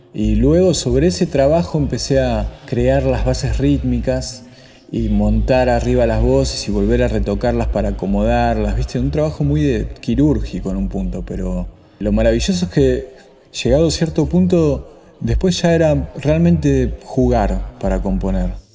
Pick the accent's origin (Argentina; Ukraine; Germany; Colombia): Argentina; moved away as an adult; also born or lived in Buenos Aires; now in Slovakia; ser de, de, un país como Argentina